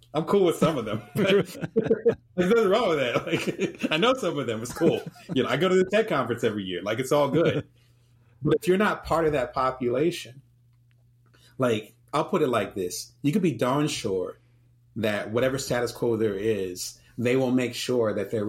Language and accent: English; Atlantic City, New Jersey, United States; also born or lived in New Orleans; now in Las Vegas, United States; I'm from Atlantic City, you know, and live in Las Vegas now